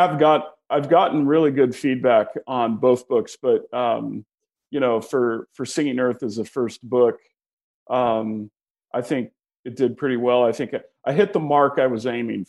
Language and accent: English; Pacific Northwest, United States; being born and raised in the Pacific Northwest